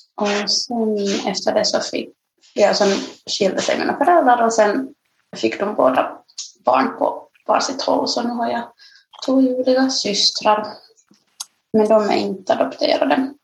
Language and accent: Swedish; Nyland, Uusimaa, Finland; also born or lived in Ethiopia / Ostrobothnia; jag flyttade liksom från, uh, från Österbotten redan som sexåring ner till Nyland